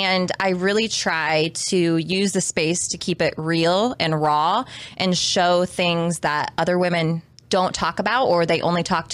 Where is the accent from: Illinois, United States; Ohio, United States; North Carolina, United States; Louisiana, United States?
Ohio, United States; Wooster; I was born in Worcester, Ohio